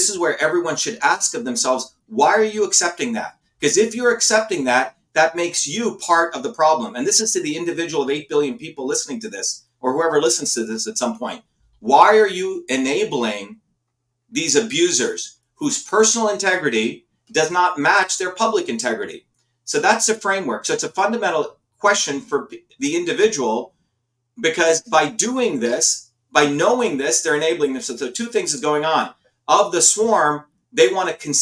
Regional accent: India; now in United States; I grew up in India where we were the lowest of the lowest caste

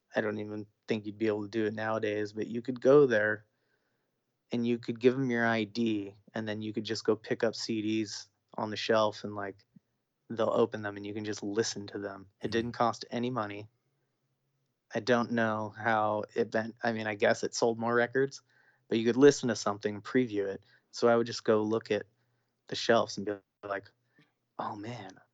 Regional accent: Orange County, California, United States; growing up in Orange County, California

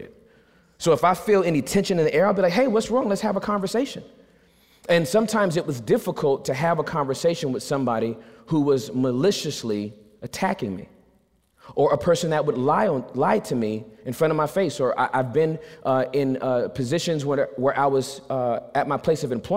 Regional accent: Southern California, United States; I'm from California. We retaliate in Southern California

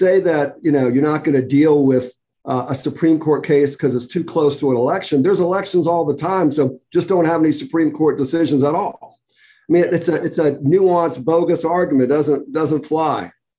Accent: the South, United States; I'm from the South.

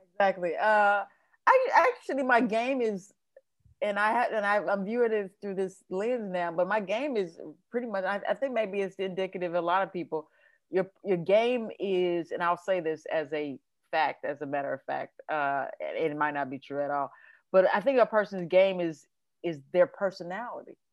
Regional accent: Kansas City, Missouri, United States; moved away as an adult; also born or lived in South Carolina; now in New York, United States; I'm originally from Kansas City, Missouri

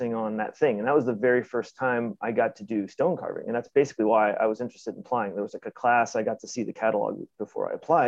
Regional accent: Virginia, United States; now in Baltimore, United States; I grew up in Virginia. So, you know, a couple hours from here, unless it's rush hour, in which case it's 5. But yeah, not too far. But yeah, kind of in the DC metro area

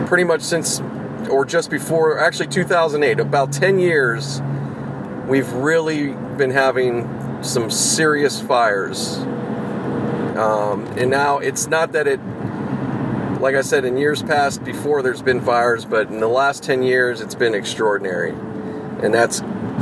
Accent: Pittsburgh, Pennsylvania, United States; moved away; back in Pittsburgh, in my hometown, in Squirrel Hill

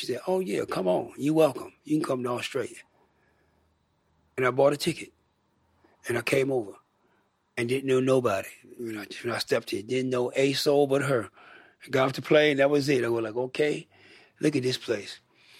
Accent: United States; But yeah, yes, man, I'm from America.

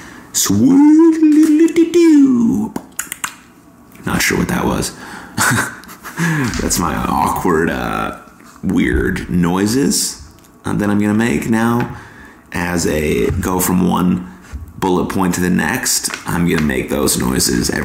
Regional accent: Foster City, California, United States; growing up in Foster City, California, which is like 45 minutes from San Francisco

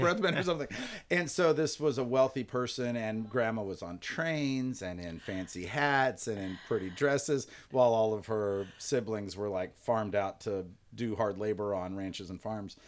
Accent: Garden Grove, California, United States; moved away; I am proud to be from Garden Grove.

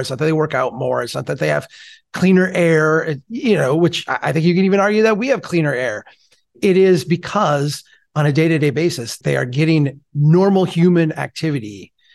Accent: Minnesota, United States; I look around my hometown here, which beautiful people, like I love them, they're my neighbors, but we have a really high rate of obesity, even for the state of Minnesota

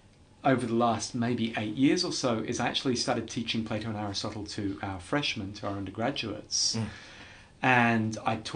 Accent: England, United Kingdom; you know, being English and wanting to always be no nonsense, no fuss, pragmatic and so on.

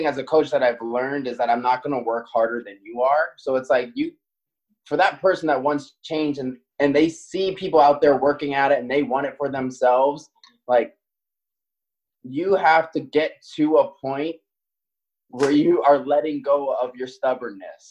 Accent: Maui, Hawaii, United States; moved away as an adult; now in Seattle, United States; being born and raised on Maui

